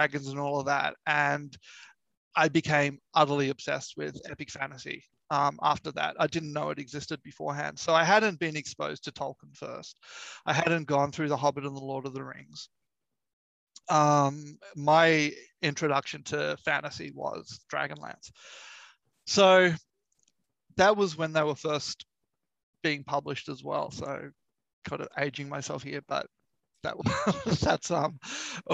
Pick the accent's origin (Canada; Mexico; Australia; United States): Australia; also born or lived in Sydney; I'm an Australian. I live in Sydney.